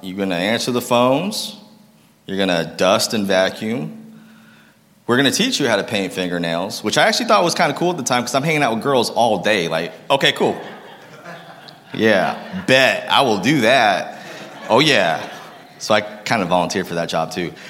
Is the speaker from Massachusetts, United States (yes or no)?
yes; Lowell, Massachusetts, United States; also born or lived in Concord, Massachusetts; I grew up in Lowell, Massachusetts